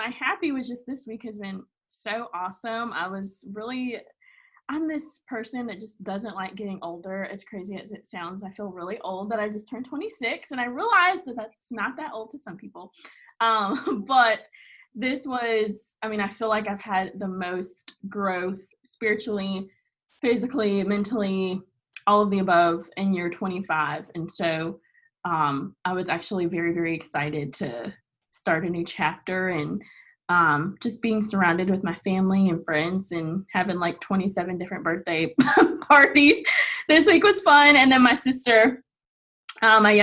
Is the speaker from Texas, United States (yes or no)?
no; Fayetteville, North Carolina, United States; now in Wilmington, United States; I am from Fayetteville, North Carolina, which a lot of people know because of …, but grew up there, born and raised there